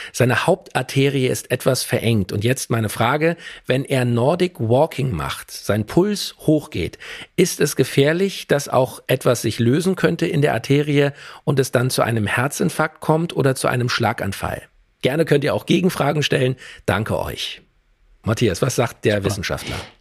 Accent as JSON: {"language": "German", "country": "Germany", "said": "bei uns in Deutschland"}